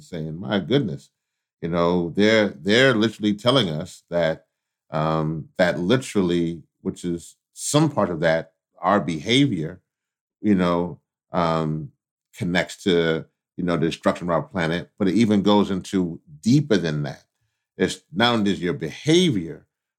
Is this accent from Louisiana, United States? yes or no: yes; Louisiana, United States; I was born in Louisiana, so down south